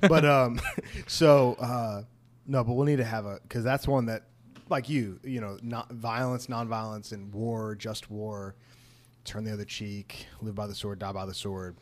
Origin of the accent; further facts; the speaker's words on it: United States; growing up in America in a conservative Christian evangelical circle